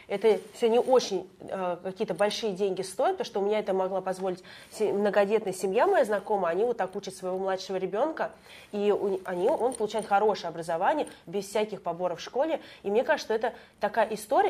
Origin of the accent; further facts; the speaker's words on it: Moscow Oblast, Russia; я знала другие школы э, в нашем городе, я и сама из Подмосковья